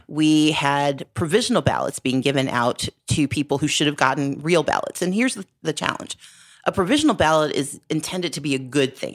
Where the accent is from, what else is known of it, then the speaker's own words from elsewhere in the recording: Southern Mississippi, United States; now in Georgia, United States; I grew up in Southern Mississippi